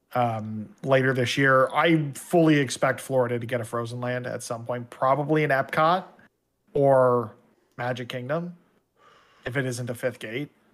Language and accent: English; Canada; I'm sitting here as a Canadian